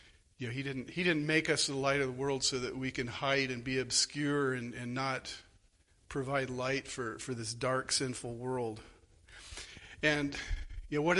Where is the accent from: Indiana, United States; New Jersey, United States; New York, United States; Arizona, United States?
Arizona, United States; Phoenix; moved away; I grew up in Arizona